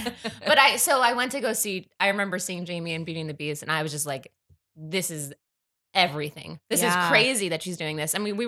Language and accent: English; Long Island, New York, United States; we grew up on Long Island and we went to school together